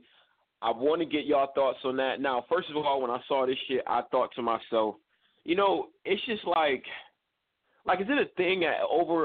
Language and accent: English; Northeast, United States; I'm from the Northeast